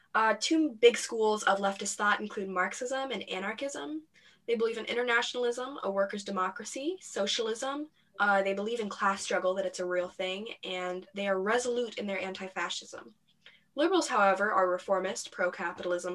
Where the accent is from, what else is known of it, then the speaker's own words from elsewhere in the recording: United States; we are from America